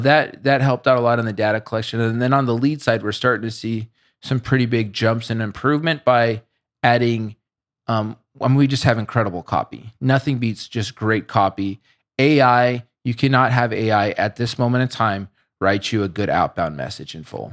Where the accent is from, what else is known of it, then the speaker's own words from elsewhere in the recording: Boulder, Colorado, United States; I grew up in Boulder